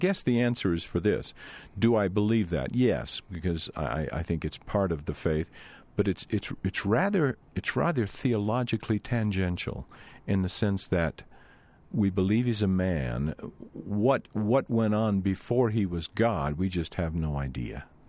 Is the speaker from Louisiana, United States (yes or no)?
yes; Louisiana, United States; moved away; I grew up in Louisiana.